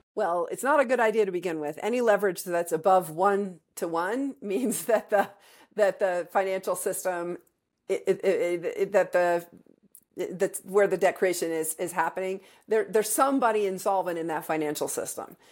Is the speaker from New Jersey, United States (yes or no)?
no; Wyoming, United States; my home state of Wyoming